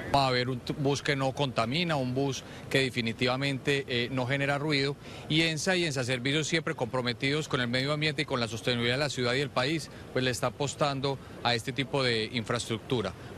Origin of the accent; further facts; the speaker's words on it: Panama; nosotros como panameños